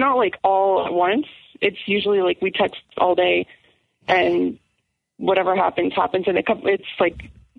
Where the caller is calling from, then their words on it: Alberta, Canada; I'm coming from Alberta.